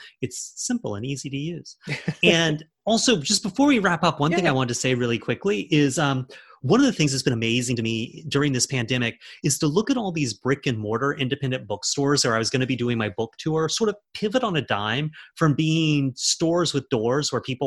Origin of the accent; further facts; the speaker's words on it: Charleston, South Carolina, United States; now in New York, United States; my hometown of Charleston